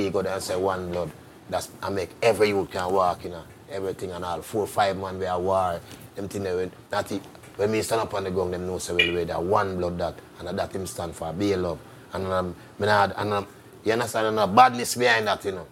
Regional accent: Kingston, Jamaica; also born or lived in United States; I come from Firehouse

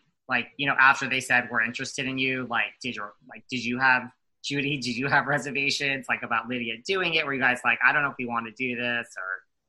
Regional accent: New York City, New York, United States; But well, I'm from New York City

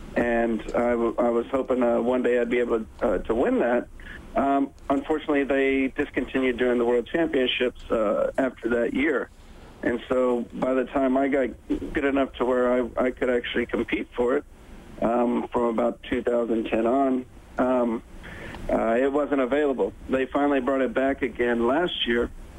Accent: Texas, United States; also born or lived in Houston, Texas; I am from Texas.

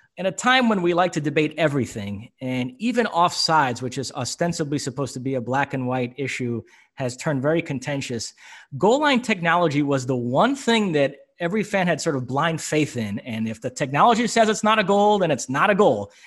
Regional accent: New York, United States; radio show I grew up listening to in New York

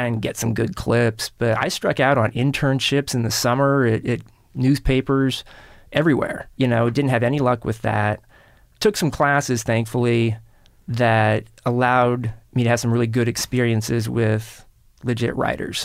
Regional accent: Kansas City, Missouri, United States; in Kansas City, where I grew up

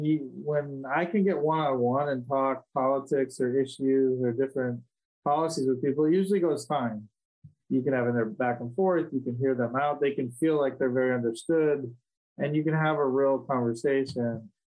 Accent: Wisconsin, United States; born there; also born or lived in Ohio; I was born in Wisconsin, so it's very Wisconsin.

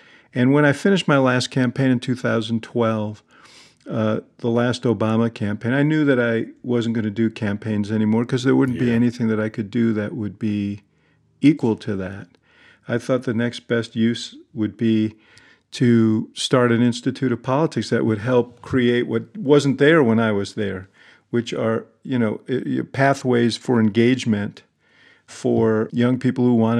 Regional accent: Chicago, Illinois, United States; I'm a Chicagoan, man. I'm not going to apologize for it. I love the town, even as I worry about it, and I know we've got a lot of challenges.

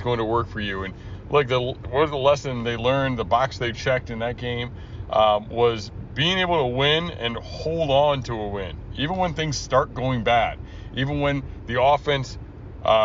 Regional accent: Minnesota, United States; now in New England, United States; I grew up in Minnesota

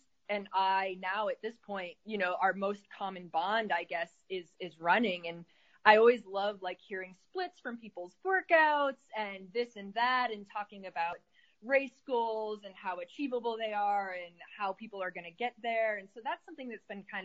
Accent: Syracuse, New York, United States; now in Arizona, United States; I live in Arizona, but my company is based in upstate New York, where I'm from originally

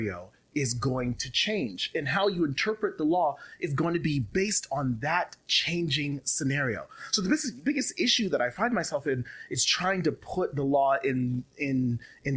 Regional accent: Las Vegas, Nevada, United States; moved away; I love being here in Vegas. I grew up here in Vegas.

